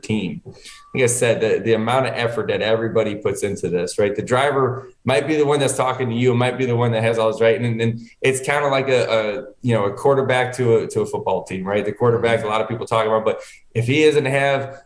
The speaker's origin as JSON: {"language": "English", "region": "Connecticut", "country": "United States", "tie": "born or raised there", "moved": "yes", "said": "I was born in Connecticut. I was living up there"}